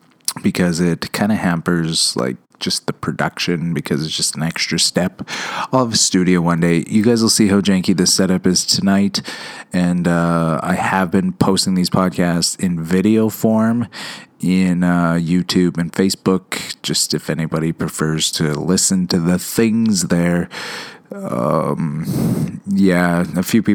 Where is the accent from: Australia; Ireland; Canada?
Canada; I am Canadian.